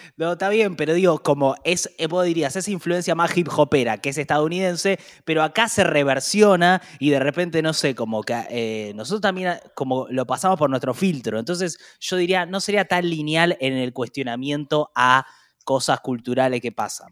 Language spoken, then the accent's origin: Spanish; Argentina; como argentinos